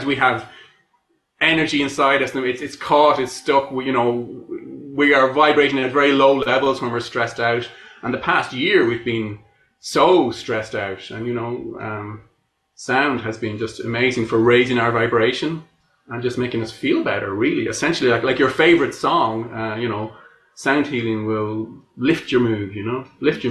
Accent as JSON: {"language": "English", "country": "Ireland", "said": "I'm Irish."}